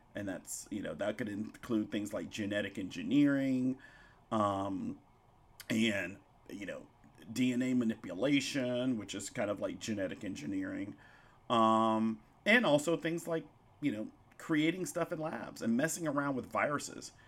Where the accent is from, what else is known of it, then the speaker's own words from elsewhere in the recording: Pine Bluff, Arkansas, United States; also born or lived in White Hall, Arkansas / Bentonville, Arkansas; where I grew up, um, in Whitehall and Pine Bluff, Arkansas.